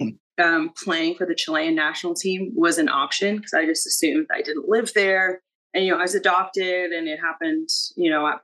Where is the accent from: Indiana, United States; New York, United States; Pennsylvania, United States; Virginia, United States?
Indiana, United States; Southern; also born or lived in Chicago; growing up in Indiana